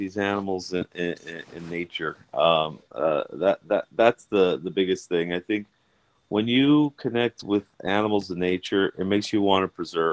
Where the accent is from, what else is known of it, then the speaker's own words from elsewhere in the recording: United States; also born or lived in Brazil; I was born in America